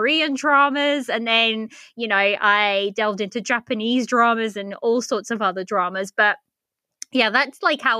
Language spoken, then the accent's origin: English; Portugal; now in United Kingdom; I live in the UK. I'm originally from Portugal, but I was born in Portugal, but moved to the UK.